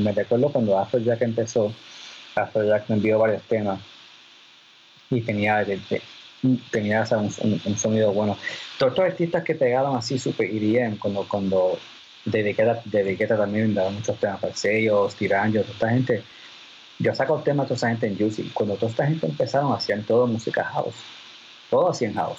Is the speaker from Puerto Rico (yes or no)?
yes; Puerto Rico; moved away